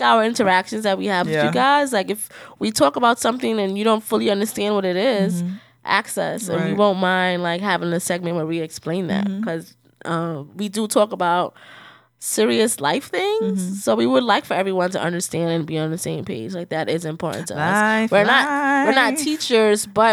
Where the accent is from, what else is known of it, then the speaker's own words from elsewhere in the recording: New York City, New York, United States; I'm from the Bronx